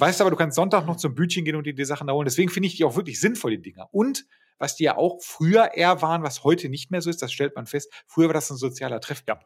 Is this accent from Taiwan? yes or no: no; Bochum, North Rhine-Westphalia, Germany; da wo ich aufgewachsen bin, da, da, sind diese ganzen Plattenbauten halt dadurch entstanden, dass die, wir haben ja eine riesige Universität in Bochum